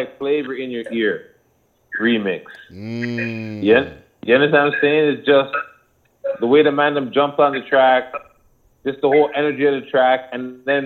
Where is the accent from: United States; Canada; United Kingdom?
Canada; Toronto, Ontario; I'm from Toronto